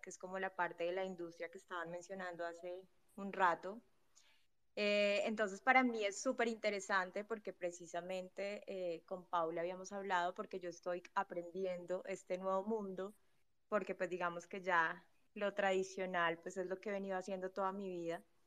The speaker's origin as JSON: {"language": "Spanish", "country": "Colombia", "said": "soy colombiana"}